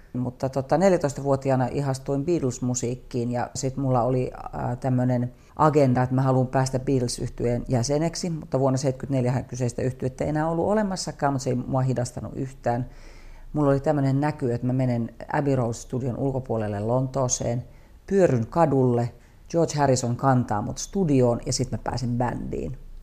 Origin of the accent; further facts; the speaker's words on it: Kuopio, North Savo, Finland; moved away; also born or lived in Savonlinna / Imatra / Eastern Finland; Kuopioon sitten päädyttiin niin, että siellä mä oon niin käynyt suurimman osan kouluista ja Kuopio on semmoinen henkinen kotikaupunki.